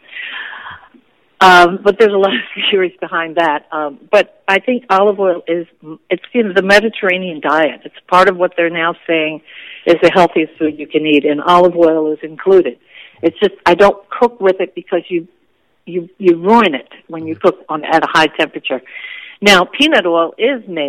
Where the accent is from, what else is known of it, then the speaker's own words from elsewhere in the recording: Washington, District of Columbia, United States; I was born and raised on Capitol Hill in Washington, D.C.